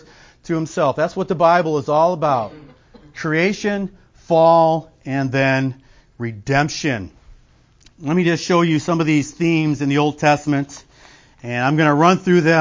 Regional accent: Illinois, United States; I'm from Illinois

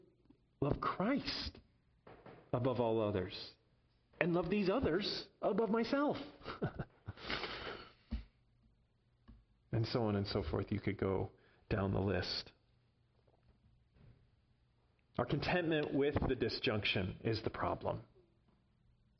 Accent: Chicago, Illinois, United States; moved away; I'm a citizen of the United States and I come from Chicago

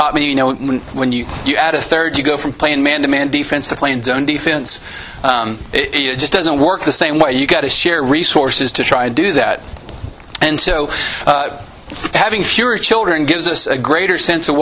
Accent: Santa Anna, Texas, United States; My hometown growing up, Santa Ana, Texas

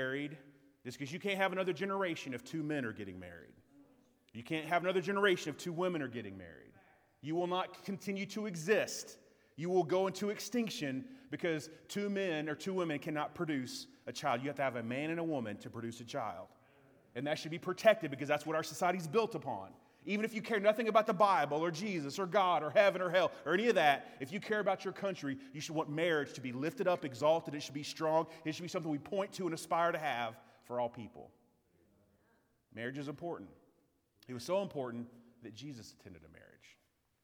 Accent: United States; as an American citizen

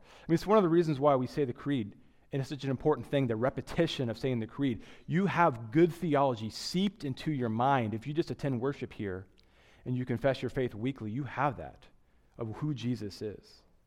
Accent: Midwest, United States; now in New York, United States; I grew up in the Midwest.

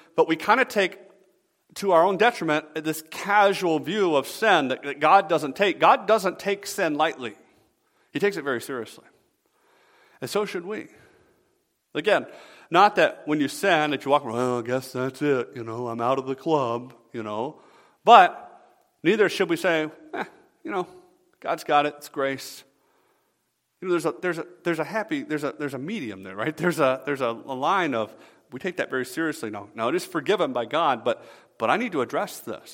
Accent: the South, United States; moved away as an adult; now in Michigan, United States; I'm from the South originally

